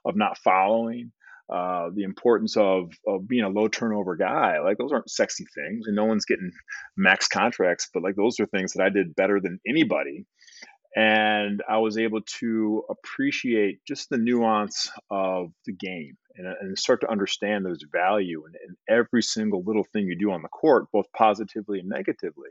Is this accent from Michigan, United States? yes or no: yes; Detroit, Michigan, United States; a young kid growing up in Detroit